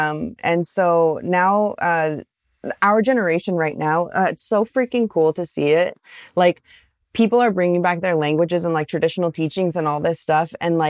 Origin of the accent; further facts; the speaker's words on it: Pacific Northwest, United States; I'm from the Northwest. And so like this kind of humidity, my body cannot get used to it.